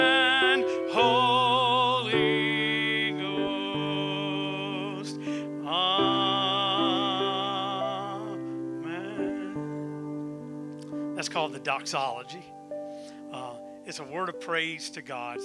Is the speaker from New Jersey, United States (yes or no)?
no; South Carolina, United States; When I was growing up in South Carolina